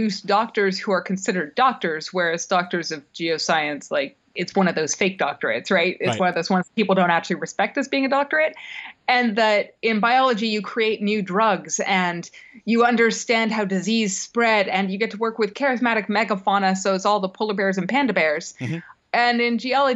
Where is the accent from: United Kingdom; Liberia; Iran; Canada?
Canada; also born or lived in United States; I'm Canadian American